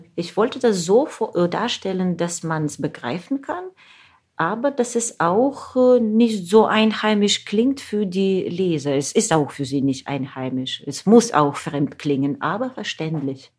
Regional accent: Ukraine; German is a second language; moved away; dort in meiner Heimat

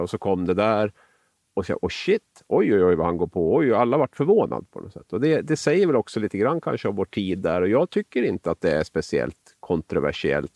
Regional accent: Sweden; also born or lived in Norway; som svensk

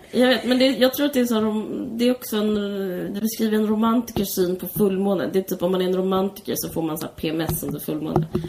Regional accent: Simrishamn, Skåne, Sweden; Du och jag är uppvuxna på Österlen. Jag är mer i Simrishamn, utanför Simrishamn.

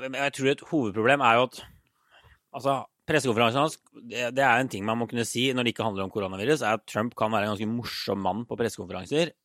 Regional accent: Norway; now in United States

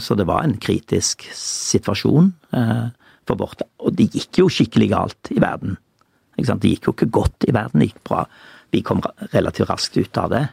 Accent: Judaberg, Rogaland, Norway; på Judaberg der jeg vokste opp

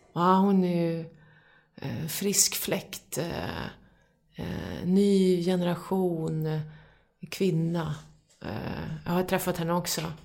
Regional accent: Hudiksvall, Gävleborg County, Sweden; jag växte upp i Hudiksvall också

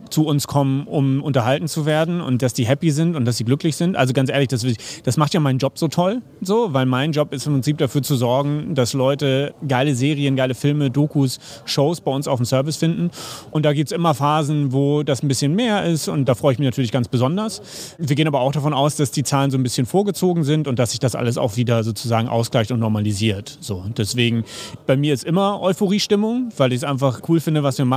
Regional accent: Hamburg, Germany; now in Berlin, Germany; ich bin Hamburger, bin jetzt in Berlin und habe auch diese Rivalität der Städte sozusagen mitgemacht.

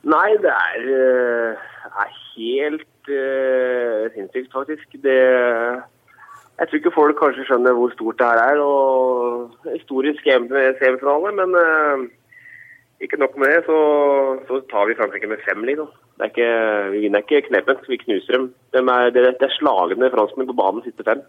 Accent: Notodden, Telemark, Norway; moved away; jeg er fra Notodden

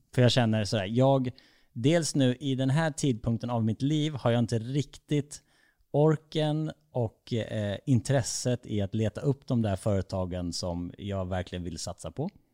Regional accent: Falkenberg, Halland County, Sweden; jag är uppväxt i Falkenberg

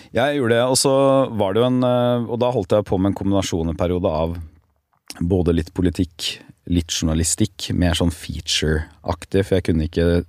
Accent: Telemark, Norway; moved away as an adult; also born or lived in Porsgrunn; now in Oslo, Norway; hjemme i Telemark

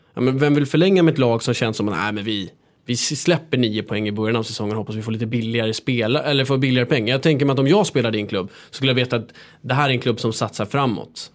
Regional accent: Stockholm, Stockholm County, Sweden; jag är uppväxt här i Stockholm

